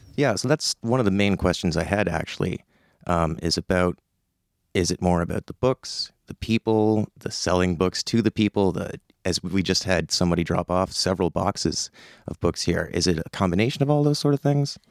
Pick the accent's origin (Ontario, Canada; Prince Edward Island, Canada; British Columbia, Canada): Prince Edward Island, Canada; Summerside; growing up in Summerside